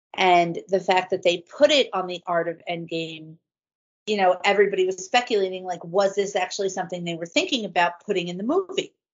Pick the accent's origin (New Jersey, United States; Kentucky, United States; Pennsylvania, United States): New Jersey, United States; I was raised in New Jersey